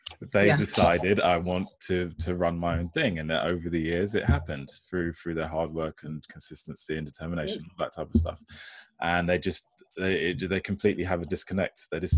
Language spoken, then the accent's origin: English; United States; born there; because I was born in America, I've got a lot of family and friends out there, the mentality is totally different, you know.